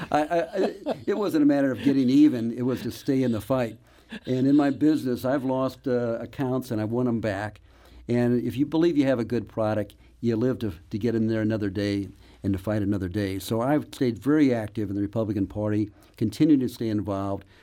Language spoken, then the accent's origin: English; Webster Groves, Missouri, United States; I grew up in Webster Groves